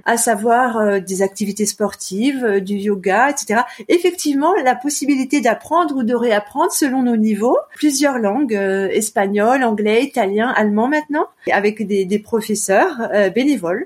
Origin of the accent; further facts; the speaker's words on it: Annecy, Auvergne-Rhône-Alpes, France; moved away as an adult; also born or lived in Lyon; now in Clermont-Ferrand, France; je suis originaire d'Annecy, de Haute-Savoie.